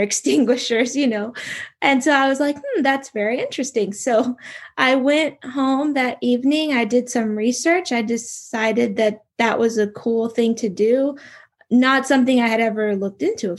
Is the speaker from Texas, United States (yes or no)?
yes; Houston, Texas, United States; moved away as an adult; also born or lived in Europe; I grew up in Houston, Texas